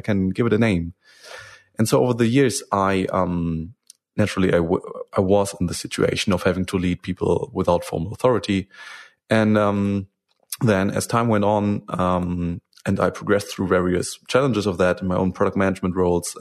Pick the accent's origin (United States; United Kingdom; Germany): Germany; English is a second language; I'm from Germany